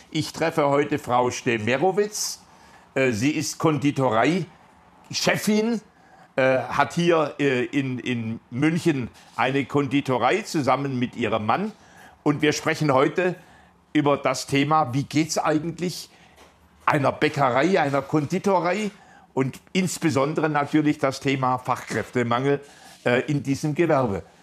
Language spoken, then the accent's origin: German; Turkey; German is a second language; now in Munich, Germany